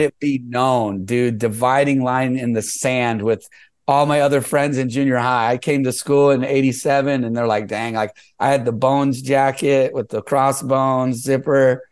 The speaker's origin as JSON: {"language": "English", "town": "San Jose", "region": "California", "country": "United States", "tie": "born or raised there", "also_born_or_lived": "South San Francisco", "said": "I was raised mostly in San Jose. I started living in San Jose in uh, the second grade. So I'm really like from San Jose"}